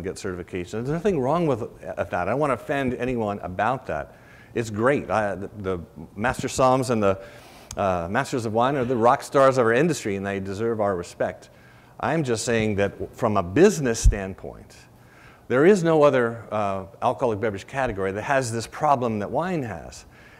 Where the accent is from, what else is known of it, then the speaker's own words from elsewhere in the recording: Rhode Island, United States; I grew up in Rhode Island